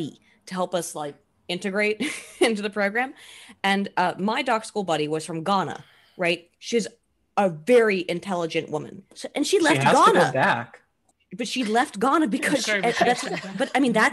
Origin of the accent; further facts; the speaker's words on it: United States; as Americans